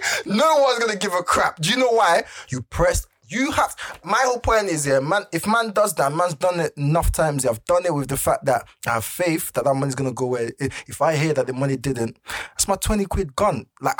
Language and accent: English; Lagos, Nigeria; moved away; I grew up in mainland Lagos.